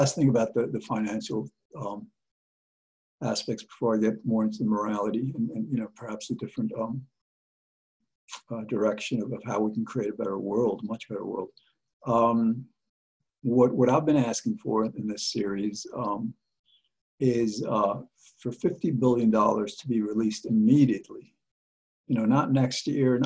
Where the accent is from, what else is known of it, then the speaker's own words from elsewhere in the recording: United States; we as the American people